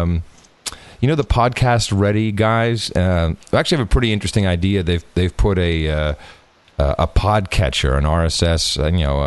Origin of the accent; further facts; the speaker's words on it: Netherlands; now in England; I grew up in Holland